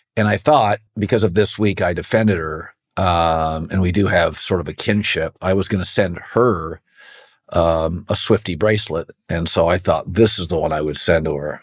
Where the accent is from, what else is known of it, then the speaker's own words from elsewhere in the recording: West Coast, United States; where I grew up on the West Coast